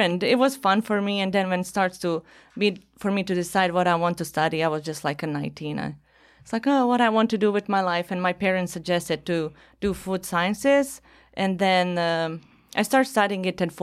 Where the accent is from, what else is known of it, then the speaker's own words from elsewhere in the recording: Sarajevo, Federation of Bosnia and Herzegovina, Bosnia & Herzegovina; English is a second language; moved away as an adult; now in California, United States; But the war started when I was 6 years old. Mm. And I'm from Sarajevo.